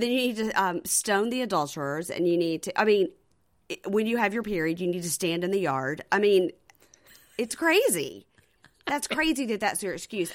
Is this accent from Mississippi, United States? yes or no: yes; Jackson, Mississippi, United States; I'm from Jackson, Mississippi